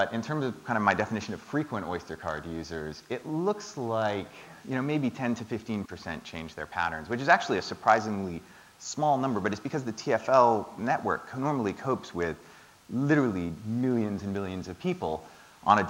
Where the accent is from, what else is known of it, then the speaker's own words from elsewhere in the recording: Toronto, Ontario, Canada; now in London, United Kingdom; I grew up in Toronto